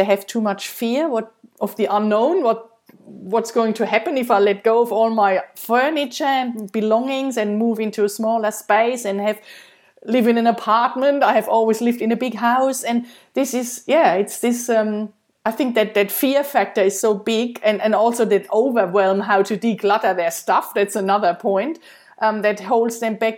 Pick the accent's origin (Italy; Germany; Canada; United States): Germany; English is a second language; moved away as an adult; When we came here from Germany 7 years ago, I had to let go of so many things, but starting from our house and the cars and everything, my friends, my family and everything.